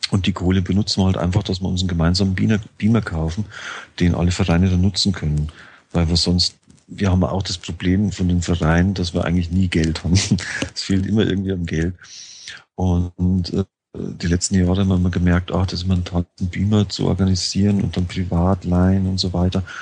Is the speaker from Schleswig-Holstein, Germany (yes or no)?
no; Bavaria, Germany; also born or lived in Frankfurt; ich hatte äh, immer schon ein Auto, ich bin auf dem Land aufgewachsen. In Niederbayern ist man ohne Auto nicht lebensfähig.